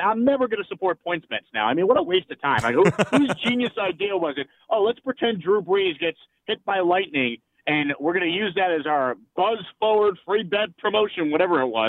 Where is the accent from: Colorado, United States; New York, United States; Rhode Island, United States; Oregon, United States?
New York, United States; now in Houston, United States; I grew up in New York